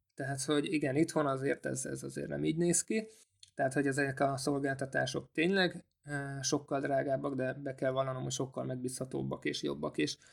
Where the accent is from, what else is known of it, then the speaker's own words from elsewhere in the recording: Hungary; also born or lived in Austria; magyarok vagyunk